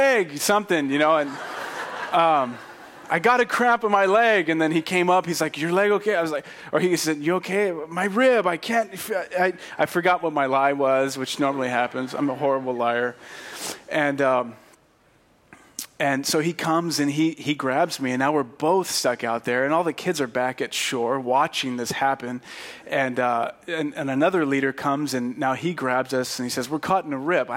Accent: Fresno, California, United States; I'm from Fresno

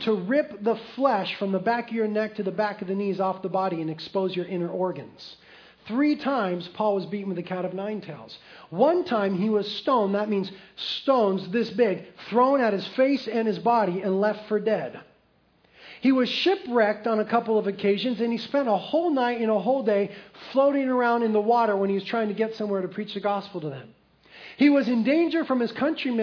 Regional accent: United States; as American Christians

